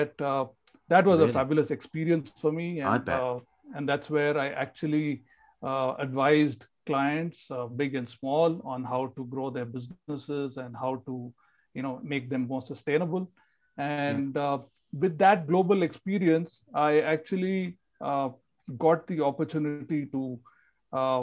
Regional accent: India; also born or lived in north of India; now in Bangalore, India; I was, born and brought up in India. I've stayed in the south of India, in the north of India, and finally, over the last 40 years, I've been in the south. My hometown is hours away from Bangalore

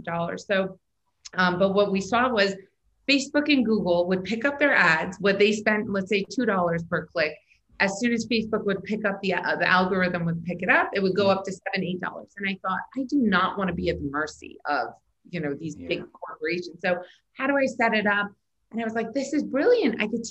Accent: Iran; moved away; I was born in Iran

